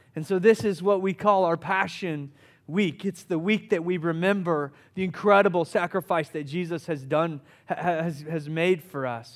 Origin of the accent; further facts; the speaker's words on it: Summerville, South Carolina, United States; I grew up in Somerville, South Carolina, which is just outside of Charleston. I'm a Charleston boy.